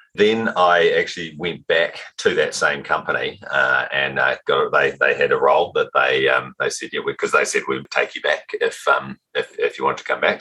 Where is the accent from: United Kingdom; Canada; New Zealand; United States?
New Zealand; Auckland; Auckland, New Zealand uh, is, uh, is, where I, I, started my journey